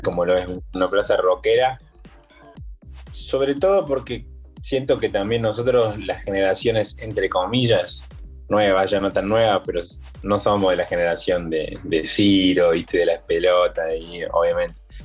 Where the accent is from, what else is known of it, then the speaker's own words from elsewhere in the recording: Córdoba, Argentina; A mí como cordobés